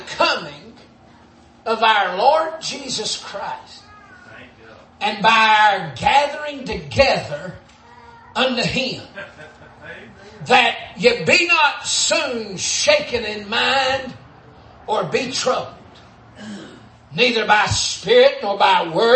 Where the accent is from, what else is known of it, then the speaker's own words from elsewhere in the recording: Dalton, Georgia, United States; I was born in Whitfield County, which is Dalton, North Georgia